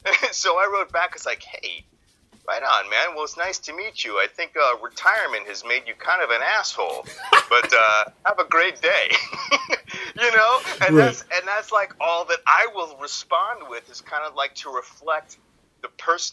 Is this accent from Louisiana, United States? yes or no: yes; New Orleans, Louisiana, United States; Yeah. It's born in New Orleans. My family was basically settled New Orleans before it was New Orleans